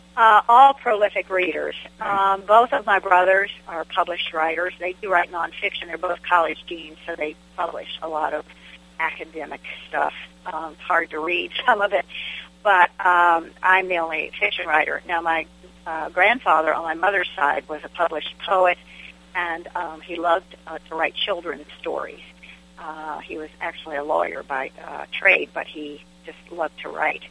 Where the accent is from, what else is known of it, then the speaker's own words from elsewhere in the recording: Fairfax County, Virginia, United States; now in Smith Mountain Lake, United States; I am a, a, a native-born Virginian, and I have lived most of my life in Virginia. I was born in Fairfax County, Virginia, which is northern Virginia